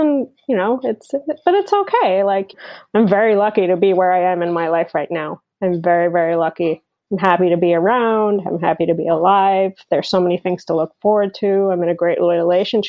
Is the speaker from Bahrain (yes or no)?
yes; Bahrain; moved away as an adult; also born or lived in Berlin, Germany; now in United States; I was born and brought up in the Middle East on a tiny island called Bahrain